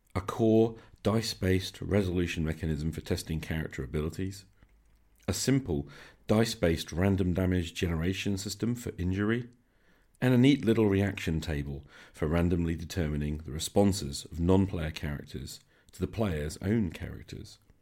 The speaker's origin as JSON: {"language": "English", "country": "United Kingdom", "said": "I'm British"}